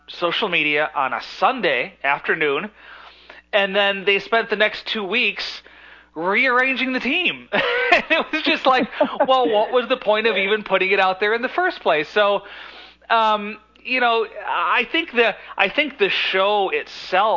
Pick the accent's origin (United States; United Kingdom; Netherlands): United States; New York; moved away as an adult; now in Florida, United States; I'm from New York, so when I moved down to Florida about 9 years ago